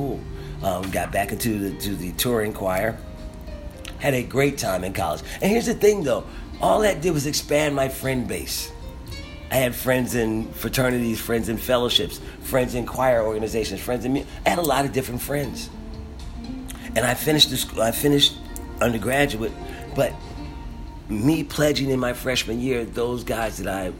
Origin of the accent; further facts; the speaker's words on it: Philadelphia, Pennsylvania, United States; I was from Philadelphia.